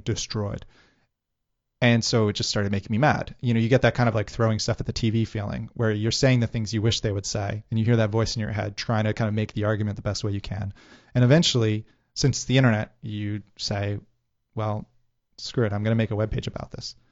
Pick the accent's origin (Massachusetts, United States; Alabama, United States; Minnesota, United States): Massachusetts, United States; Worcester; growing up in Worcester